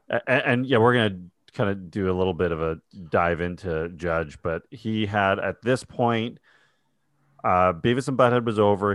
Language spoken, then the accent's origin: English; New York, United States; I'm from New York, not from Texas